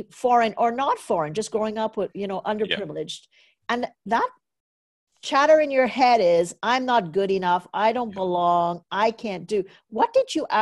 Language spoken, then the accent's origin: English; Trinidad & Tobago; moved away as an adult; now in Canada; I'm from Trinidad and Tobago.